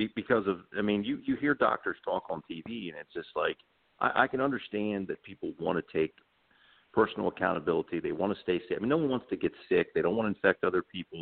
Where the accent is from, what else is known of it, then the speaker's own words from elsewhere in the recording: Baltimore, Maryland, United States; growing up in Baltimore, we we you know I, I remember listening to Oriole games